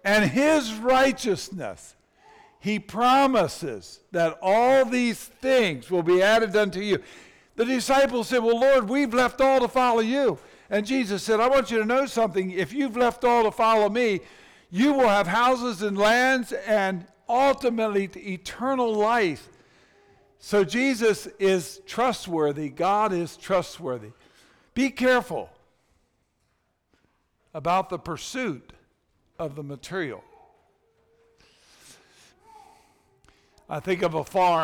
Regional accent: United States; in our country, we have adopted the American dream

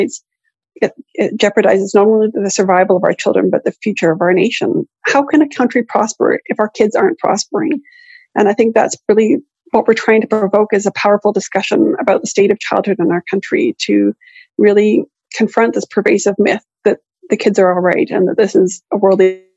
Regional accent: Canada; as a Canadian

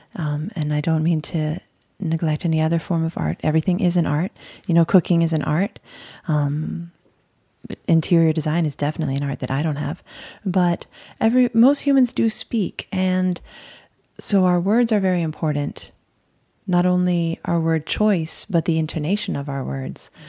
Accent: Hawaii, United States; moved away; also born or lived in Miami; I'm from Hawaii. We used to just skateboard, surf, relax, and sing reggae

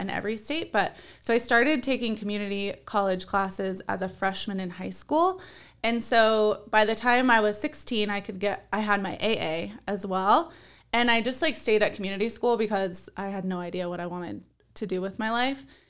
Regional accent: Compton, California, United States; now in Arizona, United States; I was born in Compton, which if you're, like, familiar with California, that is, like, the ghetto in California.

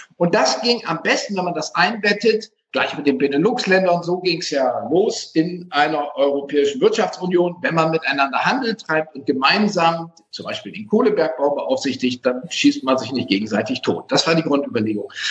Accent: Wildeshausen, Lower Saxony, Germany; moved away as an adult; also born or lived in Oldenburg; now in Munich, Germany; Ich bin Wildeshauser, Oldenburger, habe schon in allen möglichen Städten gewohnt, bin jetzt Wahlmünchner, ich bin Niedersachse

